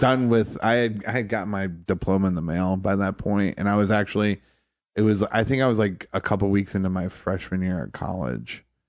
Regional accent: Toledo, Ohio, United States; moved away as an adult; also born or lived in Detroit / Charleston, South Carolina; now in New York City, United States; I grew up in Toledo.

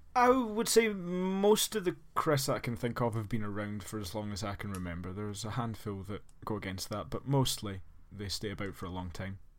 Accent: Scotland, United Kingdom; as a Scotsman

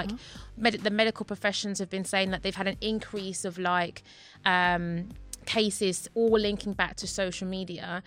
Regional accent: London, United Kingdom; I'm from Newham

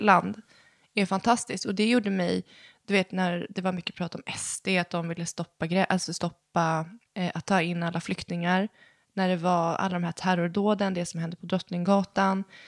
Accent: Sweden; våra pappor är från Chile och vi är födda i Sverige

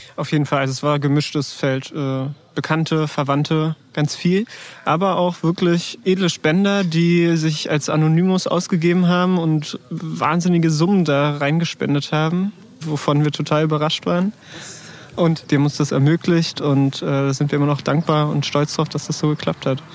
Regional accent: Berlin, Germany; ich komme aus Tempelhof

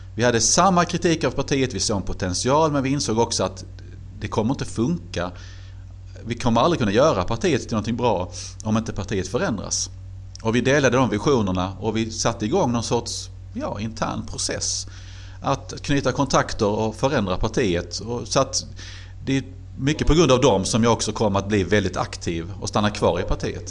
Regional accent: Helsingborg, Skåne, Sweden; moved away as an adult; also born or lived in Glumslöv; now in Karlskrona, Sweden; Glumslöv tillhör ju Landskrona men det är väl ändå Helsingborg som alltid har varit min hemstad

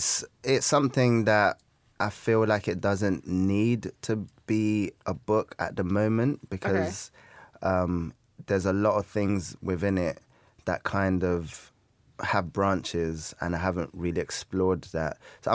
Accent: Peckham, London, United Kingdom; I'm from Peckham.

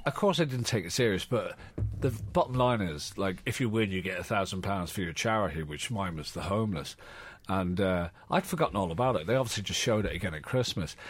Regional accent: Ireland; born or raised there; moved away as an adult; now in London, United Kingdom

